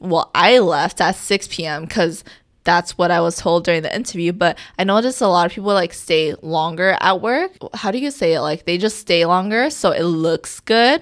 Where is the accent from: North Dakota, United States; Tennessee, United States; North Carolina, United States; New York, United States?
New York, United States; New York City; I'm from New York City